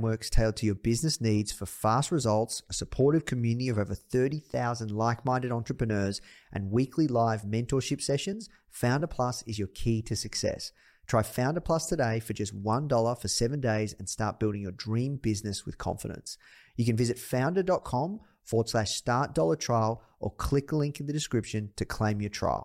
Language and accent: English; Melbourne, Victoria, Australia; coming to you from Melbourne, Australia, live, repping my hometown